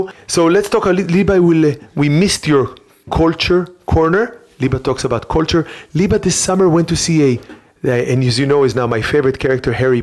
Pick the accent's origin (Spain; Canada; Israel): Israel; Rehovot, Central District; moved away; I grew up in Rehovot in Israel